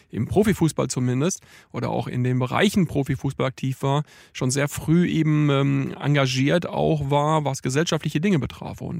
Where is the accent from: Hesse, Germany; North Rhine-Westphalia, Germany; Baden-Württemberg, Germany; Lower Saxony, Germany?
North Rhine-Westphalia, Germany; Iserlohn; Lokalpolitiker bei der Linksfraktion im Stadtrat in Iserlohn im Sauerland, von wo ich herkomme.